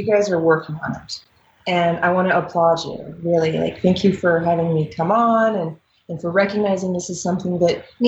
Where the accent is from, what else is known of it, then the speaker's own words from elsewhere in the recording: Dayton, Ohio, United States; now in Denver, United States; I grew up in Dayton, Ohio. I live in Denver, Colorado now.